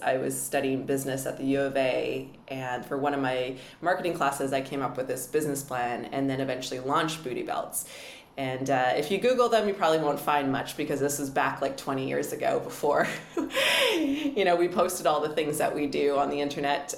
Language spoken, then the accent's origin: English; Edmonton, Alberta, Canada; now in Vancouver, Canada; I grew up in Edmonton